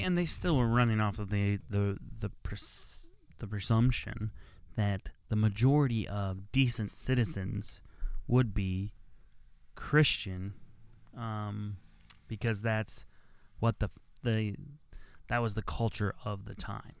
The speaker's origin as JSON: {"language": "English", "country": "United States", "tie": "born or raised there", "said": "I was born in America, so I'm an American"}